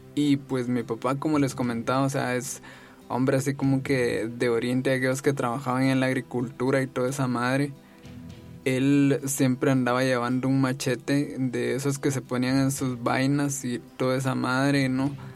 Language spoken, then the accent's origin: Spanish; Jalapa, Guatemala; yo soy de Jalapa, de un municipio de Jalapa